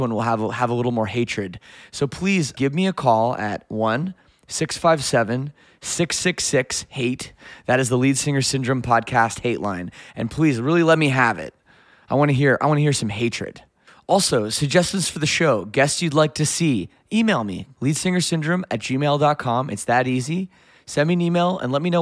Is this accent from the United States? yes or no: no; Toronto, Ontario, Canada; we're here in Toronto, of all places, which is cool. This is my hometown